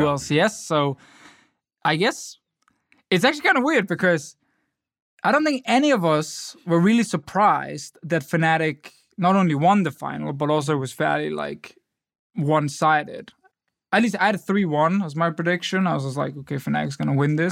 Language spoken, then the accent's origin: English; Denmark; I'm from Denmark.